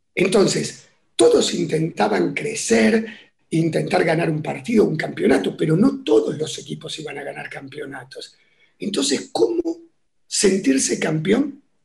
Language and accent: Spanish; Buenos Aires, Argentina; yo nací en lo que sería, a ver, eh, ¿qué sería hoy? parte de Palermo, ¿sí? Entre, en Paraguay, entre Bulnes y Vita. Ahí nací y, bueno, fue, fue un barrio que disfruté mucho